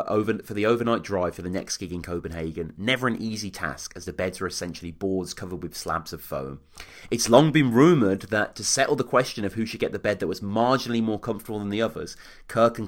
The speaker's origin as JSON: {"language": "English", "town": "Birmingham", "region": "West Midlands", "country": "United Kingdom", "tie": "born or raised there", "said": "my hometown of Birmingham."}